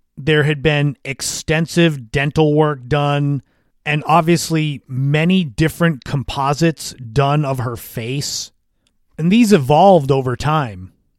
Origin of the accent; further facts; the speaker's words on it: Cape Cod, Massachusetts, United States; As a kid growing up on Cape Cod